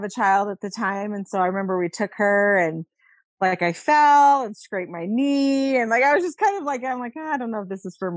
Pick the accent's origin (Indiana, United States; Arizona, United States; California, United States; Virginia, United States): Virginia, United States; I grew up in Virginia